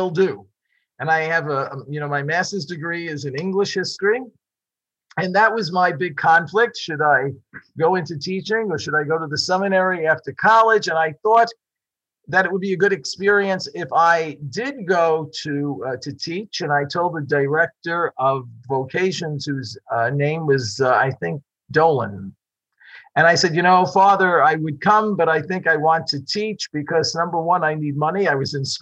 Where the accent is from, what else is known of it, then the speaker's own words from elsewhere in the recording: New York City, New York, United States; I was born and raised in Brooklyn